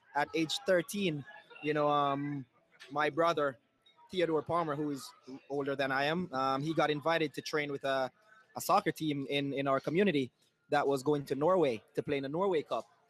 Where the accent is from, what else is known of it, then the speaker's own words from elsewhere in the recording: Saint Elizabeth, Jamaica; moved away as an adult; now in United States; I'm actually from uh, Saint Elizabeth, Jamaica, small farm town